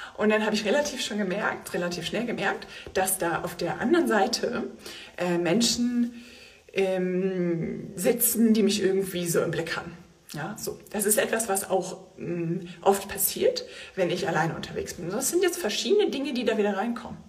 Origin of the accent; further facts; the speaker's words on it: Germany; bei uns in Deutschland